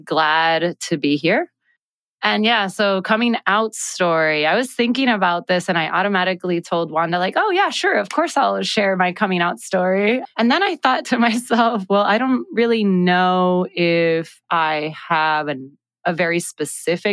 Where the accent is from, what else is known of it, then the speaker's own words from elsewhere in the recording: San Juan, Puerto Rico; also born or lived in Brooklyn; I am born and raised in Puerto Rico